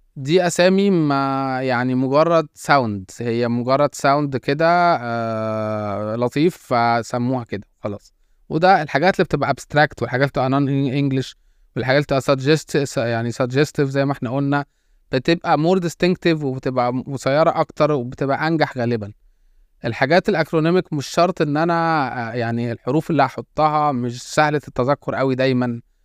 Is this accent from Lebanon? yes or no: no; Egypt; احنا طبعا كان عندنا في مصر